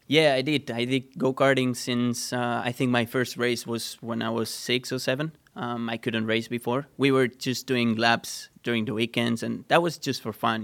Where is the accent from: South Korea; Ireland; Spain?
Spain; Sant Antoni de Vilamajor, Catalonia; English is a second language; moved away; I'm from a small town. I'm not from Barcelona City. I'm from a small town. And on that town, there was a small go-karting track